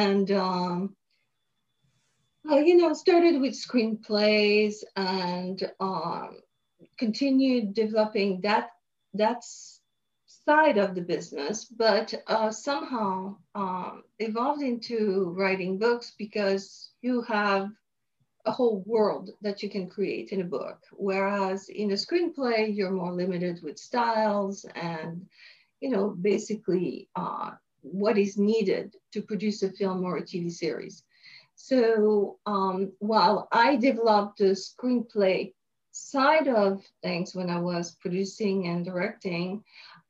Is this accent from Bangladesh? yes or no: no; France; moved away as an adult; also born or lived in Montreal, Canada; now in Los Angeles, United States; I was born in France, grew up in France until I had the opportunity to study in Montreal, Canada